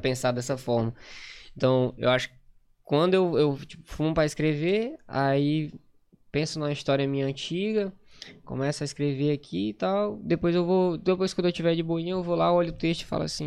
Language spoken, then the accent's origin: Portuguese; Maranhão, Brazil; accent: nordestino; moved away as an adult; also born or lived in Grajaú; now in Manaus, Brazil; sou do Maranhão, moro em Manaus há três anos